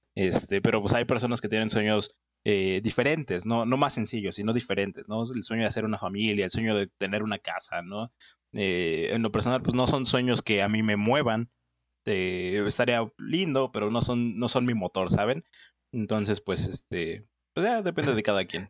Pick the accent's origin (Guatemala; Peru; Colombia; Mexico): Mexico; soy mexicano, o sea, realmente me pones en Argentina y yo sigo siendo mexicano